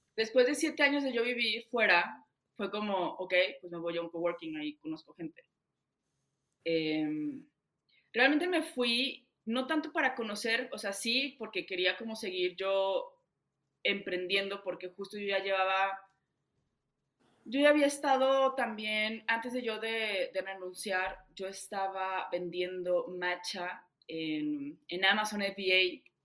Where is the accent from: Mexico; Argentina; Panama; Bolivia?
Mexico; Saltillo, Coahuila; moved away as an adult; also born or lived in Bogotá; yo llegué al mejor coworking de Saltillo, porque de ahí soy